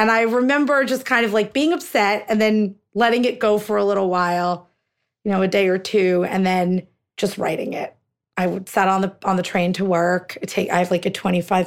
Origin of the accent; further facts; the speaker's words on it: United States; So my parents are both from India. My husband is a turban-wearing Sikh, and his parents are both from India. So we are, you know, we're American. We're Indian-Americans